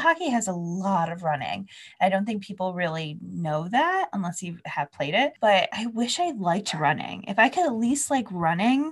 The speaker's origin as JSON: {"language": "English", "region": "New Jersey", "country": "United States", "said": "I'm from New Jersey"}